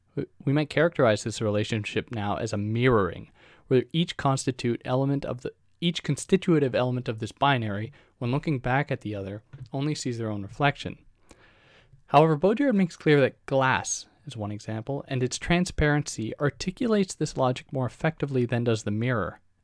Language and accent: English; Canada; I'm a Canadian graduate student